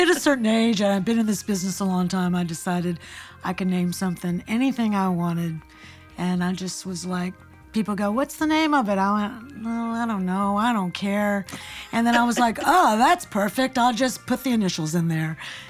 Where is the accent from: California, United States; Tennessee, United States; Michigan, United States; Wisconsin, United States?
Tennessee, United States; Memphis; also born or lived in New York; But I'm from Memphis, lived in New York in the 80s.